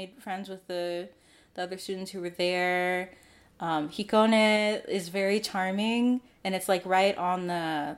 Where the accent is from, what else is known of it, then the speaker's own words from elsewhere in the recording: Michigan, United States; I'm from Michigan.